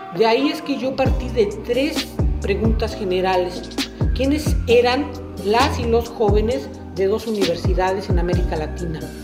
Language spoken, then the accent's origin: Spanish; Mexico; soy mexicano.